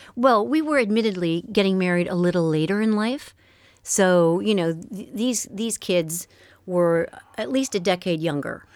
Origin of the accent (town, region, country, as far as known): Montreal, Quebec, Canada; born or raised there; first language French; English is a second language